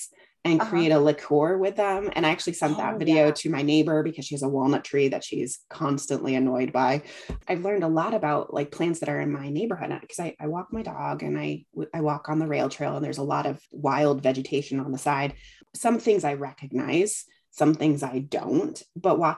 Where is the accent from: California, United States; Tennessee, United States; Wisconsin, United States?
California, United States; moved away; I'm originally from California